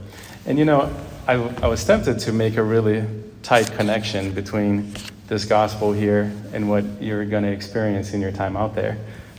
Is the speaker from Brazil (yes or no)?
yes; Brazil; also born or lived in Ohio, United States; Growing up in Brazil and then in Ohio, I found a lot of security in friends.